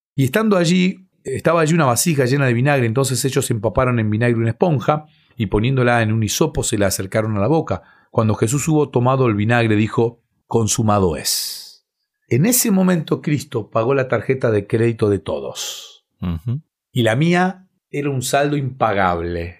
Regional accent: Bahía Blanca, Buenos Aires Province, Argentina; en la ciudad en la que nací, en Bahía Blanca, en cada iglesia hay una cancha de vóley. Entonces fui eh, jugando ese deporte

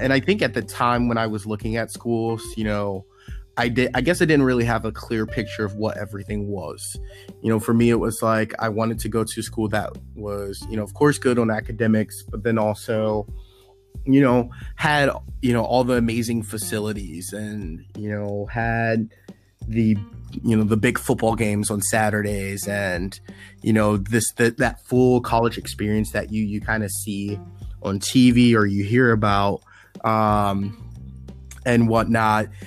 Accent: Washington, District of Columbia, United States; I grew up on Howard's campus.

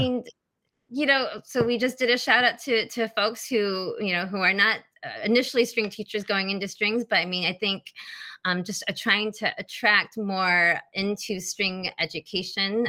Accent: Michigan, United States; I'm back in my hometown, just five minutes away from mom and dad

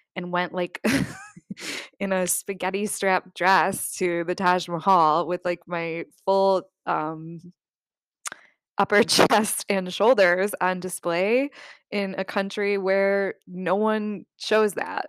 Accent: United States; you're an American traveling to Vietnam

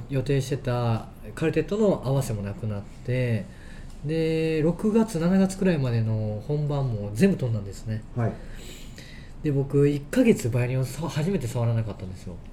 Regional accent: Osaka, Japan; moved away as an adult; now in Tokyo, Japan; 僕は大阪出身なので

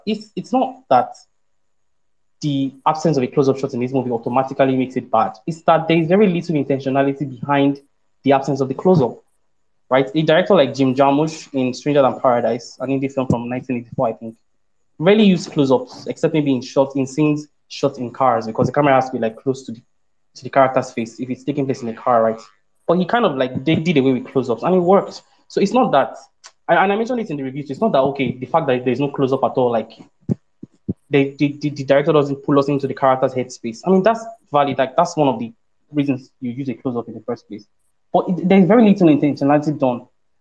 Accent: Ibadan, Oyo, Nigeria; I grew up in Ibadan.

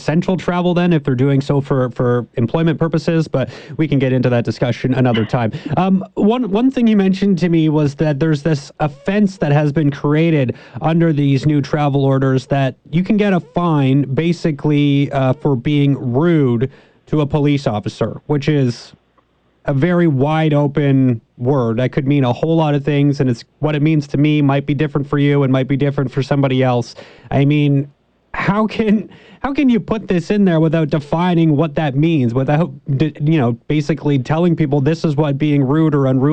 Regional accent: Canada; we're Canadian

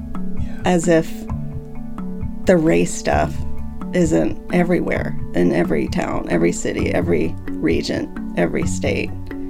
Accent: North Carolina, United States; also born or lived in Boston; told them that I was from North Carolina.

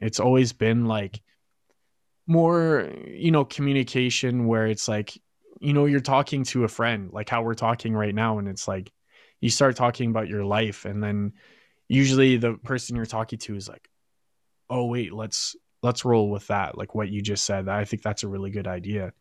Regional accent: Fort Saskatchewan, Alberta, Canada; I'm originally from Fort Saskatchewan

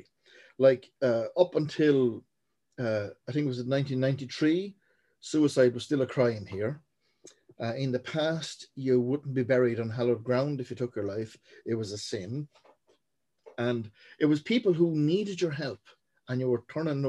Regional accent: Portlaoise, Leinster, Ireland; born and raised in Portlaoise

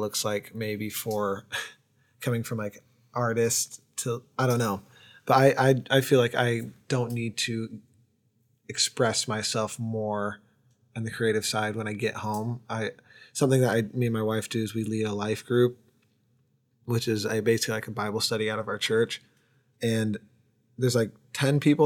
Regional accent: Oregon, United States; Growing up in Oregon, best state in the United States

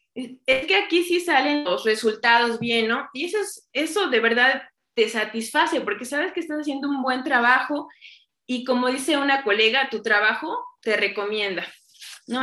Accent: Chignahuapan, Puebla, Mexico; soy originaria de Chignahuapan, Puebla, el lugar donde se hacen las esferas

